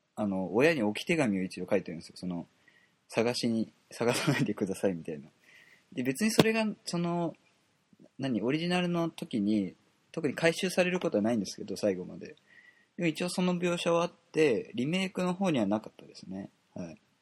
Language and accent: Japanese; Kobe, Hyogo, Japan; 僕と一緒の神戸出身